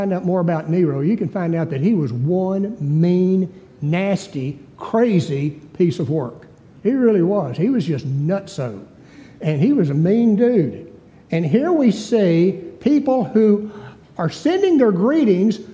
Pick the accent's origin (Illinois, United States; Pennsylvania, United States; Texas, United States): Texas, United States; East; I was a hick from East Texas